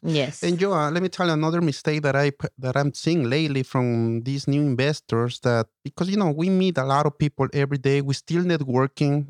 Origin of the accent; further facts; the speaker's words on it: Ecuador; now in United States; i'm from ecuador so i came to america